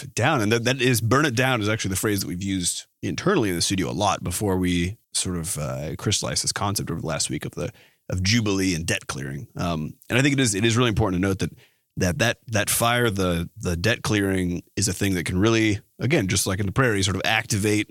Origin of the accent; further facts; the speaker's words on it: Iowa, United States; we grew up in Iowa